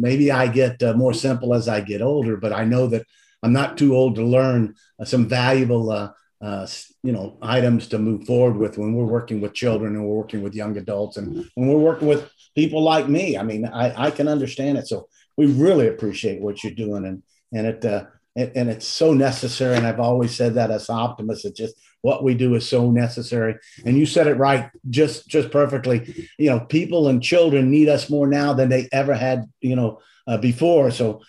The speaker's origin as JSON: {"language": "English", "region": "the South", "country": "United States", "said": "I'm from the South."}